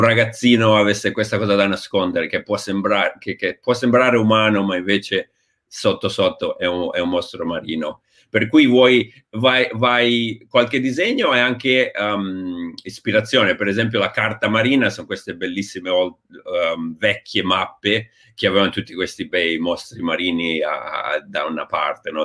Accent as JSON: {"language": "Italian", "town": "Genoa", "region": "Liguria", "country": "Italy", "moved": "as an adult", "said": "sono partito da Genova a 23-24 anni"}